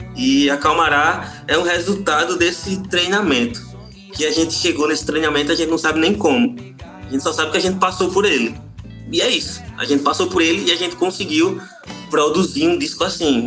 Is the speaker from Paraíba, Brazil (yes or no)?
yes; Paraíba, Brazil; eu sou da Paraíba, com H